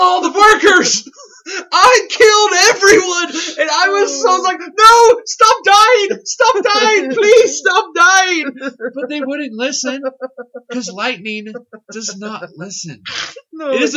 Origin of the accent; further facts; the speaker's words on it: Southern Kentucky, United States; we're from Southern Kentucky